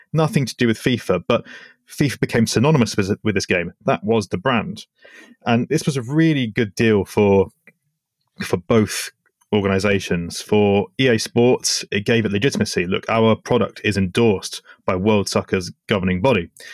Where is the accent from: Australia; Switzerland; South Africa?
Switzerland; growing up in Switzerland